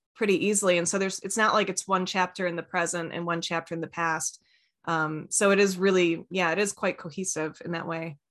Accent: East Lansing, Michigan, United States; I'm from East Lansing

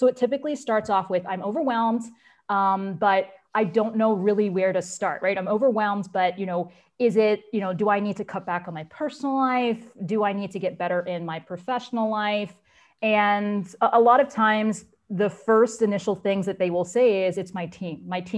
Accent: Abidjan, Côte d’Ivoire; So I grew up primarily in Abidjan. So that is a city that's based in Cote d'Ivoire. So that's also in West Africa, or known as Ivory Coast in some English-speaking countries.

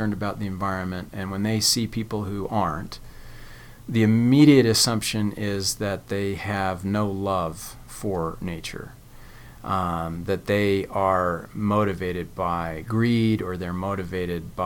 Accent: Connecticut, United States; also born or lived in California; now in Provo, United States; I was raised in Connecticut

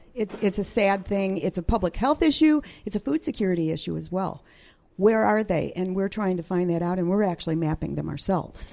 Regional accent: Chicago, Illinois, United States; moved away as an adult; now in Central Illinois, United States; I'm a, a city suburban girl, born and born and raised in the Chicago metropolitan area

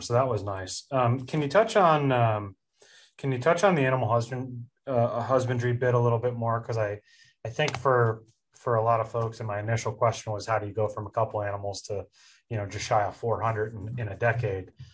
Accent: Pennsylvania, United States; I'm from Pennsylvania

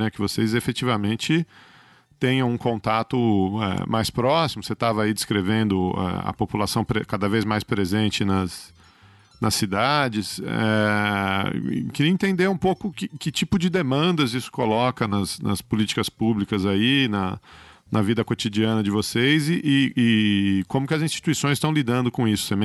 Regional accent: São Paulo, Brazil; eu sou de São Paulo, se você perguntar para um, um pessoal aqui em São Paulo

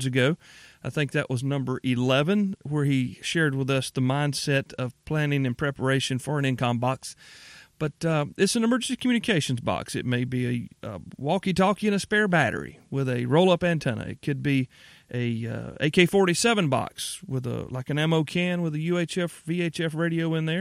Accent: Upstate South Carolina, United States; I hail from the upstate of South Carolina, born and bred, as my accent probably lends pretty well.

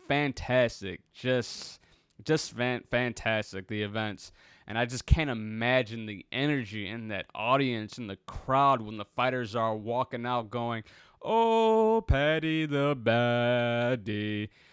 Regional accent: Chicago, Illinois, United States; Chicago, my hometown, my, my birthplace

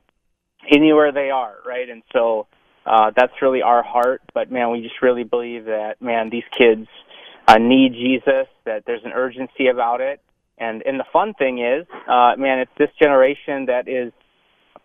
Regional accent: North Dakota, United States; now in Minneapolis, United States; I'm from North Dakota.

